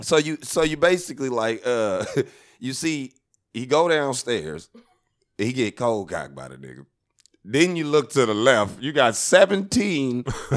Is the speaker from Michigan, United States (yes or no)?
yes; Wyandotte, Michigan, United States; Yeah, I'm from Wyandotte.